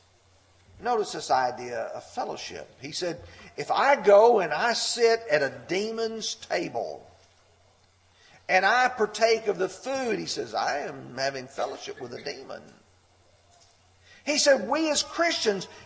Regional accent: Lamar County, Alabama, United States; growing up in Lamar County, Alabama

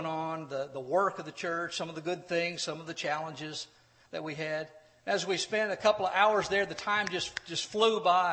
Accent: Corpus Christi, Texas, United States; When I was growing up in Corpus Christi, Texas

